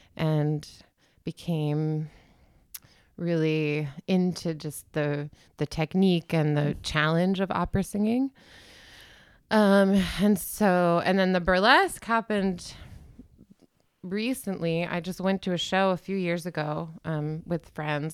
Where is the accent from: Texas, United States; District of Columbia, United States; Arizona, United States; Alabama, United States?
District of Columbia, United States; Washington; moved away as an adult; now in Berlin, Germany; I'm from Washington, D C, originally